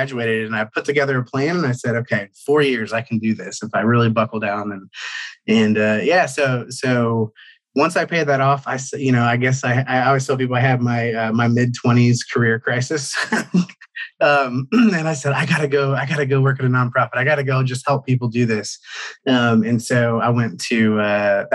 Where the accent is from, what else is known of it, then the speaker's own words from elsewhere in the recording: Cincinnati, Ohio, United States; moved away as an adult; also born or lived in Atlanta, Georgia; I grew up in Ohio, Cincinnati, Ohio